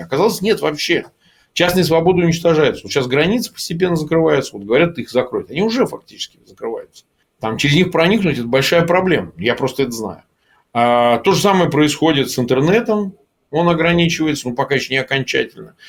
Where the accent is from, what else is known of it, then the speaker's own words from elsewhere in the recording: Gomel, Gomel Region, Belarus; moved away; я сам вот э, детство провел в Беларуси в Гомеле